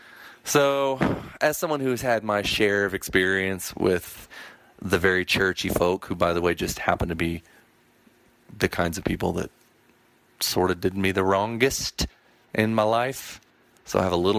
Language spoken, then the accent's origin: English; Texas, United States; Now, I come from Texas.